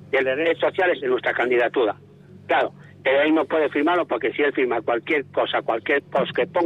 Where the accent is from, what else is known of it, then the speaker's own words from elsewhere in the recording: Mieres, Asturias, Spain; now in Oviedo, Spain; yo soy de Mieres, vivo en Oviedo, tengo el terreno un morfín y soy un playo adoptado